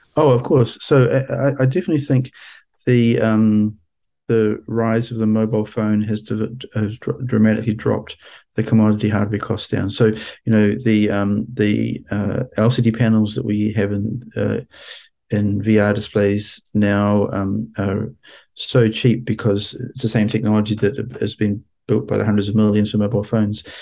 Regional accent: New Zealand; moved away as an adult; also born or lived in Washington, United States; my home country of New Zealand

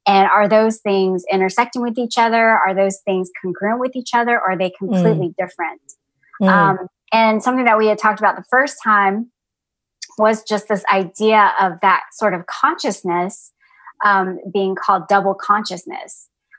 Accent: Atlanta, Georgia, United States; moved away as an adult; also born or lived in San Jose, California / Ohio; now in North Carolina, United States; even though I was born in San Jose, California, I mostly grew up in Atlanta, Georgia, and so I'm the first Southeastern Asian on your podcast

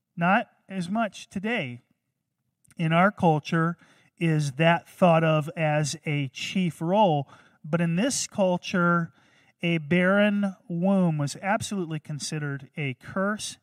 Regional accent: North Carolina, United States; born or raised there

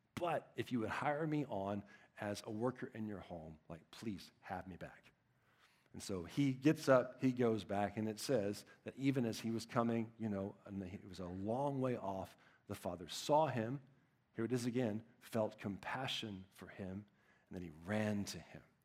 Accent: Texas, United States; I'm from Texas

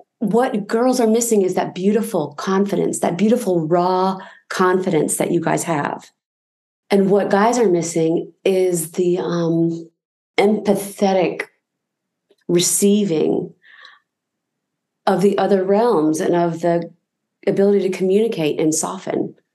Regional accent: Newport News, Virginia, United States; growing up in the South. Let's have a healthy mix of people to learn from and to share with, and Newport News was cool that way.

